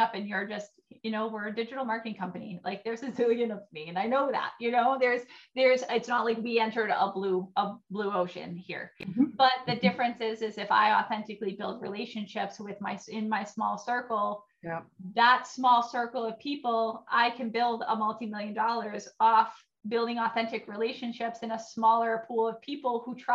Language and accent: English; New Hampshire, United States; moved away as an adult; now in Minnesota, United States; I'm from New Hampshire